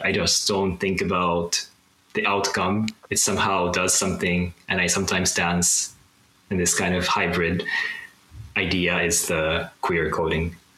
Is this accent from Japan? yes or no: yes; Japan; I'm from Japan